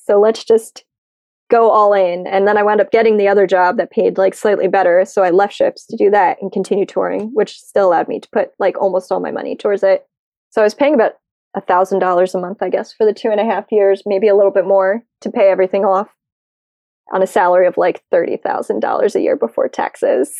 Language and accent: English; United States; I'm American